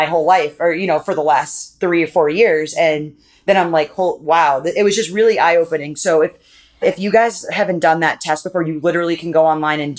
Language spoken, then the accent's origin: English; Maine, United States; I grew up in a town in Maine.